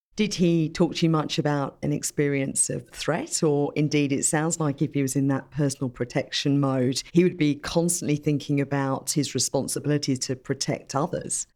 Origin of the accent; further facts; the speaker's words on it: United Kingdom; I actually grew up in the U K